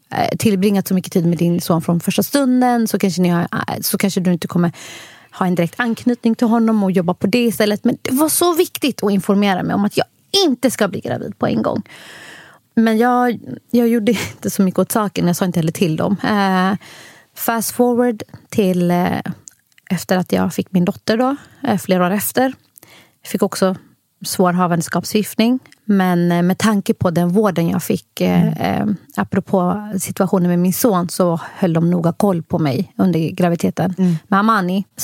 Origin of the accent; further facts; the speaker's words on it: Somalia; Och på grund av att jag är somalier också så gillar vi att få barn varje år.